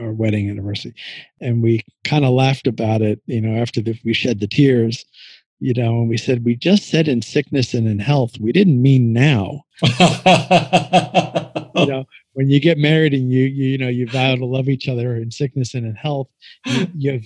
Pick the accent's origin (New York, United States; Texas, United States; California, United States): New York, United States; moved away; I'm originally from New York